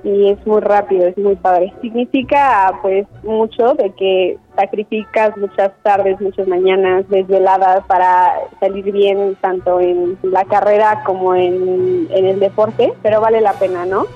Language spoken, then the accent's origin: Spanish; Cuernavaca, Morelos, Mexico; Nací en Cuernavaca el 3 de junio del 2000